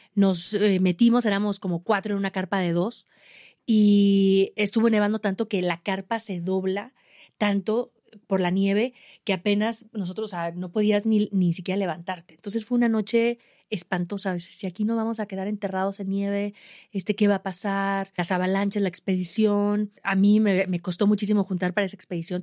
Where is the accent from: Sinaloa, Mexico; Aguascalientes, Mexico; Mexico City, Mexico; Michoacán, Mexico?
Aguascalientes, Mexico; yo de México, de Aguascalientes, y, les platicaba de mi cerro pequeño de, mi ciudad donde entrené para Everest